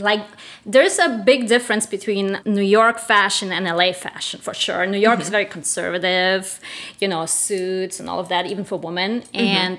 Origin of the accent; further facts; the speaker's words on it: Germany; moved away as an adult; also born or lived in Russia / Spain; now in United States; I'm originally from Russia. I was born in Russia, raised in Germany, lived in Spain, so I call myself international.